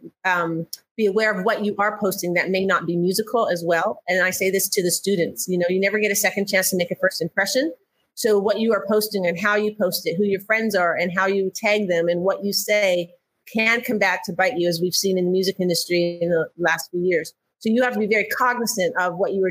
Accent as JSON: {"language": "English", "country": "Canada", "moved": "as an adult", "lives_now": "United States", "said": "I'm from Canada originally."}